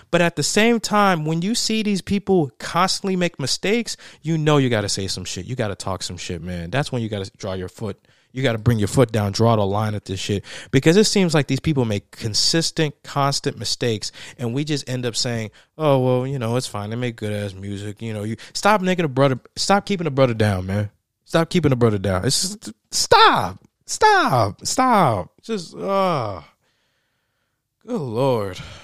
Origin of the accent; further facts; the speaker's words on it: Tennessee, United States; the state of Tennessee, my home state